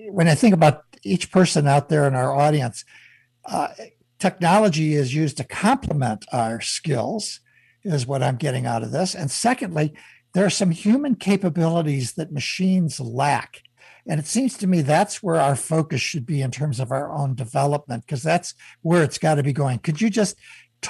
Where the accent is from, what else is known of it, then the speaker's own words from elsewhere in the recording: Chicago, Illinois, United States; I grew up in Chicago